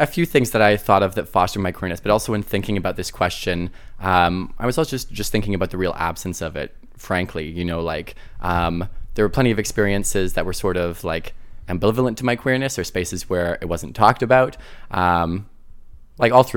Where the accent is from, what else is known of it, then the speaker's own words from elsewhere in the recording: countryside outside of Ottawa, Ottawa Valley, Ontario, Canada; I grew up in the countryside outside of Ottawa